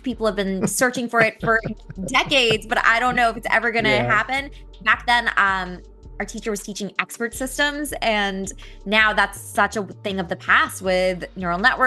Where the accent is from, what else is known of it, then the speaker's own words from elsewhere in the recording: San Jose, California, United States; I'm actually from the Bay Area, so I grew up in San Jose